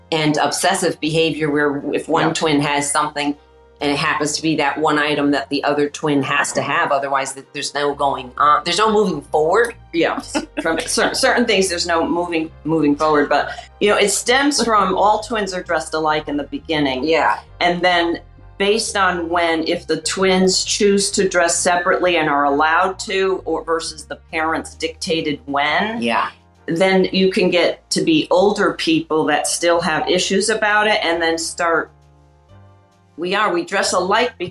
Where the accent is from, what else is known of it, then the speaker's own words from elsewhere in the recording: Connecticut, United States; We came from Connecticut in like you could call it a one bedroom